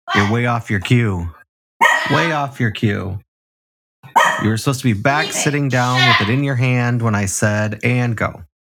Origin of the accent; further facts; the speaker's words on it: Chicago, Illinois, United States; I'm from Chicago, the South Side